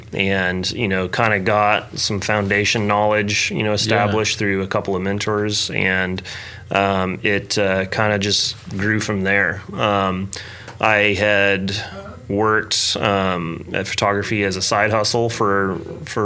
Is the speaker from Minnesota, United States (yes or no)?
no; Piedmont, Oklahoma, United States; also born or lived in Bethany, Oklahoma; Oklahoma is my home. I grew up here.